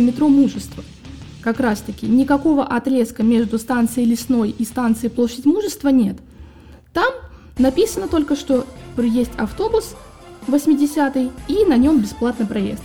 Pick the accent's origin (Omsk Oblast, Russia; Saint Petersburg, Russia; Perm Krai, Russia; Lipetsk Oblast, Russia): Saint Petersburg, Russia; я, наверное, в детстве, как и все петербуржцы